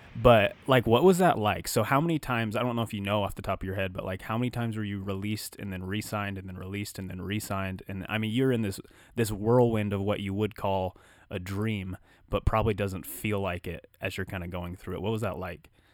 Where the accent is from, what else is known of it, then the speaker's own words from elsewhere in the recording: Wyoming, United States; We're born and bred in Wyoming